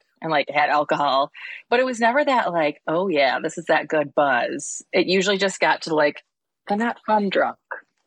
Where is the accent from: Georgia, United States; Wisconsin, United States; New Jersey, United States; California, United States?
Wisconsin, United States; Wausau; now in Madison, United States; I grew up in Wausau